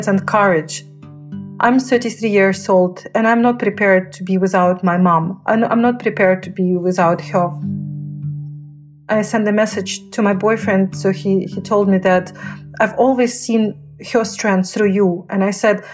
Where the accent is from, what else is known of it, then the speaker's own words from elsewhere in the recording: Donetsk, Donetsk Oblast, Ukraine; first language Russian; English is a second language; moved away as an adult; I'm originally from Donetsk